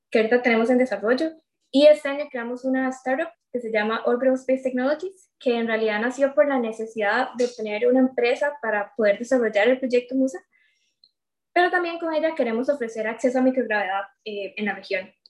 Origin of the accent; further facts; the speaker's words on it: Limón, Costa Rica; also born or lived in Cartago; yo tengo 21 años, eh, yo soy de Limón, aquí crecí, y bueno, de hecho ahorita estoy acá, ¿verdad? Por, por la pandemia, pero si no fuera por eso, estaría en Cartago, porque yo estoy en el TEC estudiando ingeniería mecatrónica.